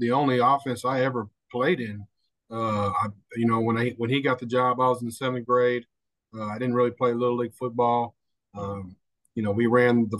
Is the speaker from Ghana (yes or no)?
no; Galveston, Texas, United States; growing up in Galveston was great